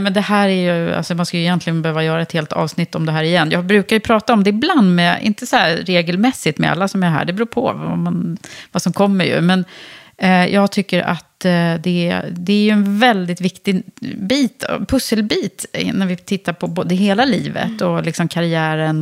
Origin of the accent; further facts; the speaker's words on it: Södertälje, Stockholm County, Sweden; jag kommer ju uppvuxen från, i Södertälje i höghusområdet